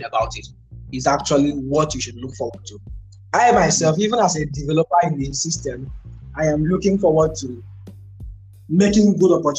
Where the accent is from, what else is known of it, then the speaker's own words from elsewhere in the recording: Nigeria; So I am Nigerian.